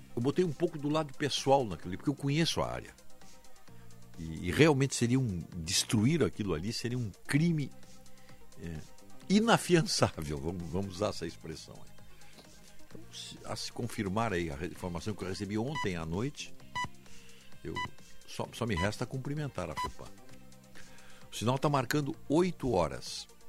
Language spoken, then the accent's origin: Portuguese; Viamão, Rio Grande do Sul, Brazil; me criei lá em Viamão